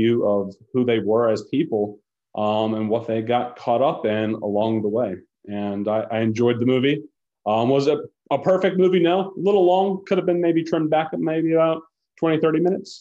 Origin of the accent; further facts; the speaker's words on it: Charlotte, North Carolina, United States; I grew up in the Charlotte area